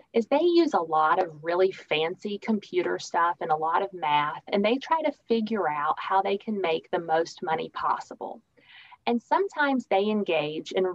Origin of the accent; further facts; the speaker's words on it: Richmond, Kentucky, United States; moved away as an adult; also born or lived in Lexington, Kentucky / Grayson, Kentucky / Virginia / Texas; I lived in Grayson, Kentucky for a bit of my childhood, and then a lot of my childhood was in Richmond, Kentucky.